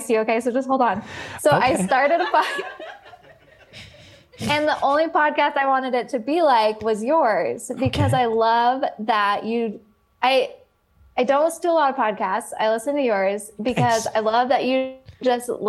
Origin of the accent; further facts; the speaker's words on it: Oregon, United States; moved away as an adult; I grew up in Oregon. I came out here for college